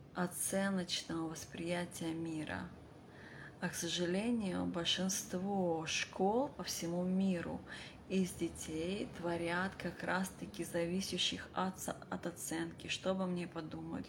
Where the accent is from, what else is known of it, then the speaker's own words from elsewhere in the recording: Vladivostok, Primorsky Krai, Russia; moved away; я родилась в Владивостоке и очень долго жила за рубежом